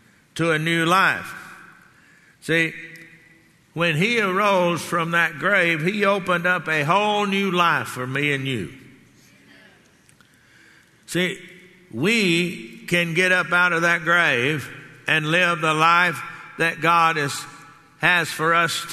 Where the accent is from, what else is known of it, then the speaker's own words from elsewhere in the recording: Texas, United States; growing up in Texas